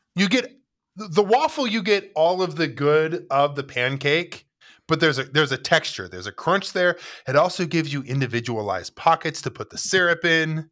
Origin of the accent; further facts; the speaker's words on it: United States; as an American